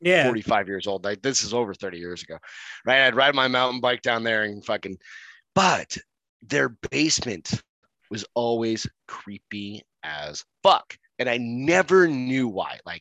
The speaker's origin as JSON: {"language": "English", "town": "Hampton", "region": "New Hampshire", "country": "United States", "tie": "born or raised there", "also_born_or_lived": "Arizona", "moved": "yes"}